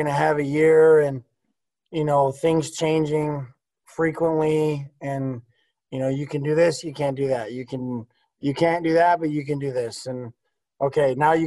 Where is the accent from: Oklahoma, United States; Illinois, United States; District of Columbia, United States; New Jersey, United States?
Illinois, United States; Oswego; I grew up from there. I'm from Oswego.